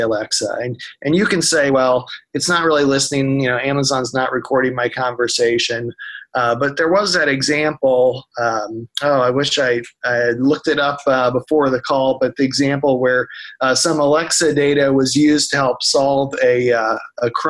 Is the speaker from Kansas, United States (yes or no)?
yes; Marion County, Kansas, United States; I grew up in Marion County, which is, Marion is the county seat.